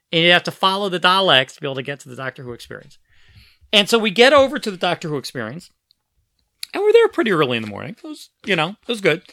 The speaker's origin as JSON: {"language": "English", "town": "Philadelphia", "region": "Pennsylvania", "country": "United States", "tie": "born or raised there", "said": "I grew up in Philadelphia, and we had a U H F channel"}